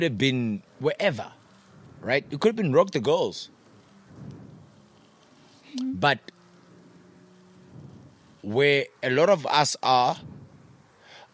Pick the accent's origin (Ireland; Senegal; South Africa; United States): South Africa; Potchefstroom, North West; moved away as an adult; also born or lived in Free State, South Africa; now in Johannesburg, South Africa; I was born in a small town of Fijonskroon. In the Free State. Stayed there for a couple of years. And then I moved to Potchefstroom.